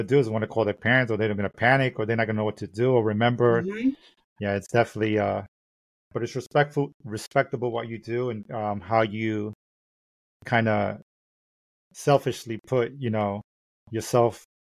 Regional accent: New York City, New York, United States; growing up in Brooklyn

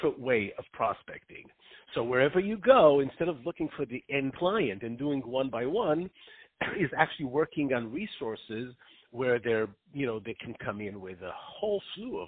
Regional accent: Israel; moved away; I grew up in Israel

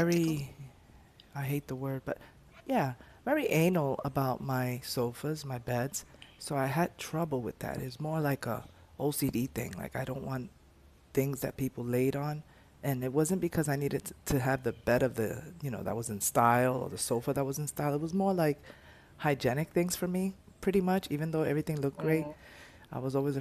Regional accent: New York, United States; I'm a New Yorker

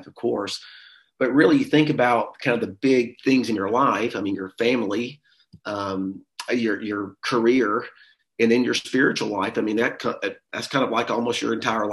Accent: Pinson, Alabama, United States; I grew up in the Birmingham area, a little small rural town called Pinson, Alabama

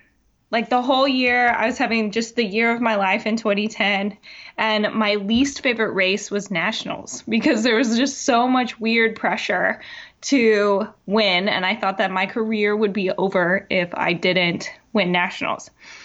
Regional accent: Tennessee, United States; So I am from Tennessee, born and raised. I dodged the accent, though, because my dad's Canadian and my mom's from Ohio.

